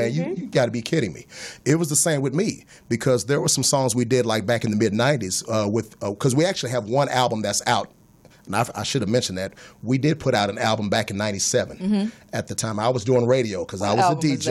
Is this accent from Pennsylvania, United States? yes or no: no; Oklahoma, United States; moved away; I'm originally from Oklahoma. That's my home state